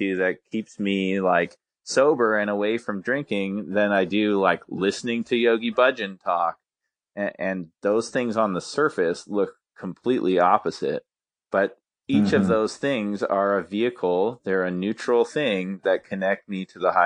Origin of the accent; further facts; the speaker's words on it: Calgary, Alberta, Canada; I grew up in a city called Calgary, but in Canada, here in Alberta